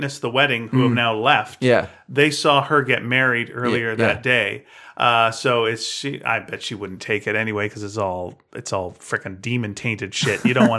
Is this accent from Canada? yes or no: yes; Canada; I don't know if we've mentioned that we're Canadian, but we are. We're both Canadian.